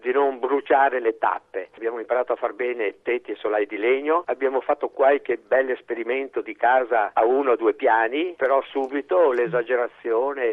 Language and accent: Italian; Italy